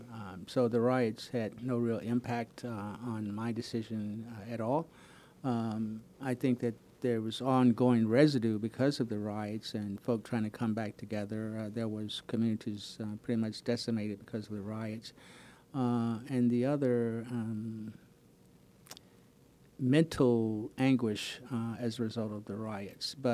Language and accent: English; Palm Beach County, Florida, United States; now in Wilmington, United States; I grew up in Palm Beach County, Florida.